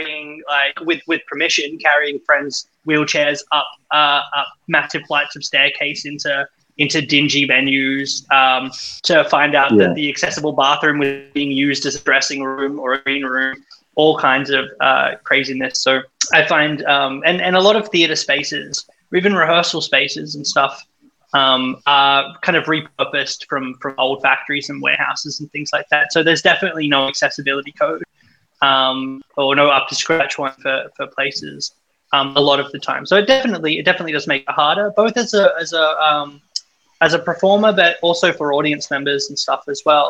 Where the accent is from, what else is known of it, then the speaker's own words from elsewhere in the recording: Sydney, New South Wales, Australia; I grew up in in Western Sydney